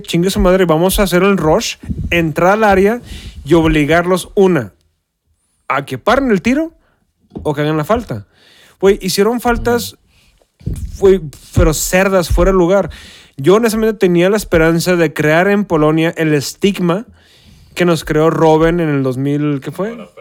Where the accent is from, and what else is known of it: Mexico